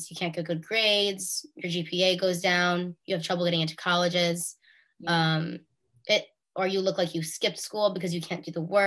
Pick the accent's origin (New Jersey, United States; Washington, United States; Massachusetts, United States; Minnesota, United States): New Jersey, United States; Bergen County; we're both from Bergen County, New Jersey.